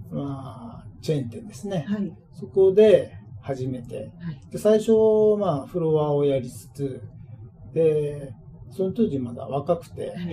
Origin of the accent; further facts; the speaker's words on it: Sapporo, Hokkaido, Japan; え一応札幌出身なんですけども。